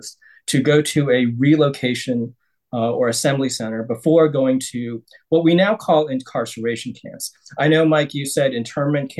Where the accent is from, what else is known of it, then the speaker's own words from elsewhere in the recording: South Korea; moved away; I was born in Korea